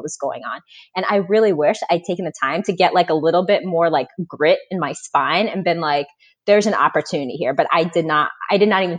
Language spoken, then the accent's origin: English; Florida, United States; moved away as an adult; also born or lived in Boston; now in Indianapolis, United States; So I grew up in Florida.